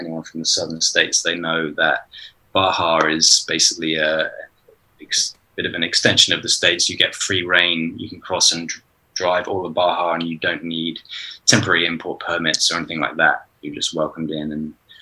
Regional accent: United Kingdom; We're both British

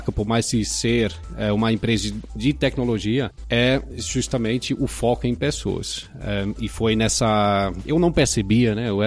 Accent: Pará, Brazil; born there; Já tenho uma longa história com o Brasil, nasci no Pará, é, já comentei com, com vocês, meus pais são holandeses, mas começaram a fazer desenvolvimento rural é, em Cametá, que fica no interior do Pará.

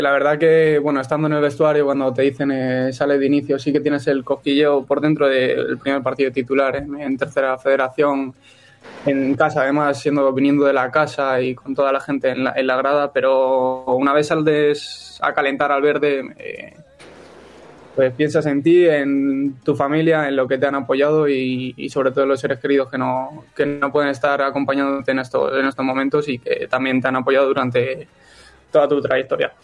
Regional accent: Illescas, Castilla-La Mancha, Spain; el equipo de mi, de mi pueblo

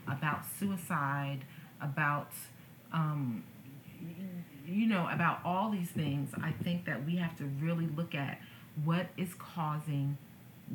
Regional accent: United States; as American citizens

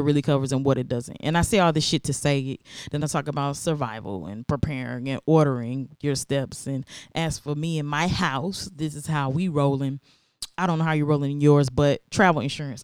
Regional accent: American South, United States; growing up in America, or at least the American South

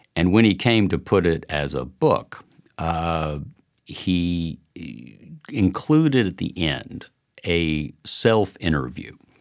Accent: Chattanooga, Tennessee, United States; also born or lived in Washington / New York; now in Nashville, United States; I'm from Chattanooga

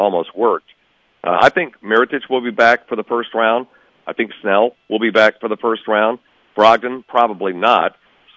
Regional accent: Lubbock, Texas, United States; now in Milwaukee, United States; I grew up in Lubbock, Texas, and Lubbock is a place that you love only if you live there.

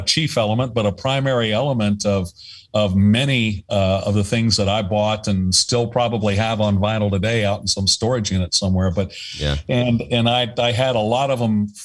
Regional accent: Middletown, Ohio, United States; moved away; also born or lived in San Diego; I grew up with in Middletown, Ohio, which is a, you know, smallish town right in between Cincinnati and Dayton

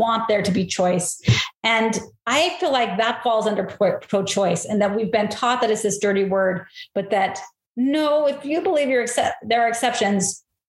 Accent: St. George, Utah, United States; I grew up in St. George

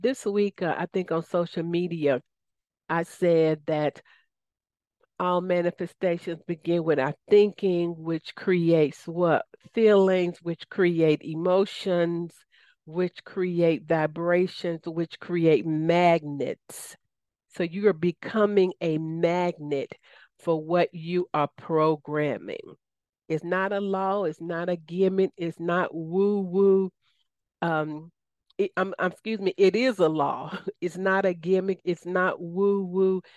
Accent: Southern, United States; accent: Southern; my Southern accent

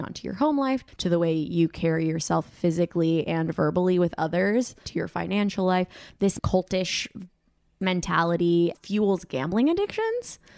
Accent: Colombia; moved away; I'm from Colombia. Like, we don't watch American football

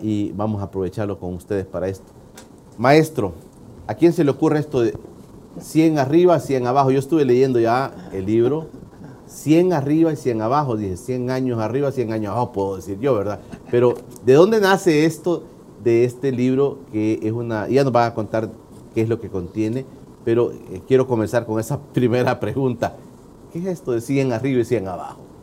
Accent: El Salvador; los salvadoreños

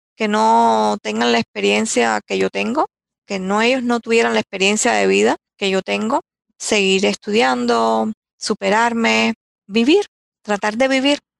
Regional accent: Candelaria, Artemisa, Cuba; moved away as an adult; also born or lived in Holguín, Cuba; now in United States; Yo nací en Holguín, es una de las provincias más orientales de, de, Cuba, de mi país. Pero me mueven, mi familia se muda yo nací en el año 1960 y mi familia se muda cuando yo tenía ocho meses de nacida

